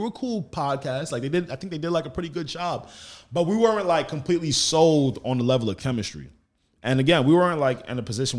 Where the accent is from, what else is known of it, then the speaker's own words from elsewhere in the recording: Roosevelt, New York, United States; I'm from Roosevelt. Yeah. So it's like a 2.5-3 mile radius.